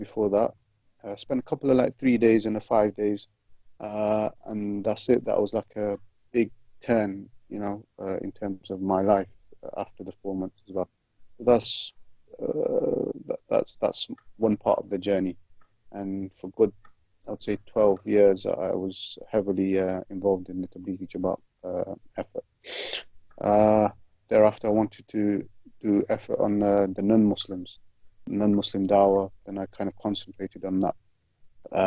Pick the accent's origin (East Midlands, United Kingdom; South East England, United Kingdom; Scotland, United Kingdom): East Midlands, United Kingdom; Leicester; also born or lived in Malawi; I grew up in Leicester, in one of the roughest areas